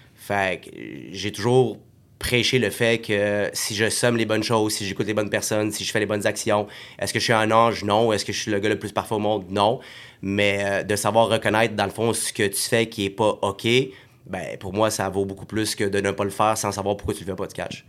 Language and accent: French; Montreal, Quebec, Canada; also born or lived in Saint-Hubert, Quebec / Morocco (family origin); on a déménagé de Montréal, parce qu'on a été de HLM à HLM à HLM, au moins trois, je pense, puis quand on a eu assez d'argent, mais ben, quand ils ont eu assez d'argent pour tout simplement euh, déménager à la rive de Montréal, à Saint-Hubert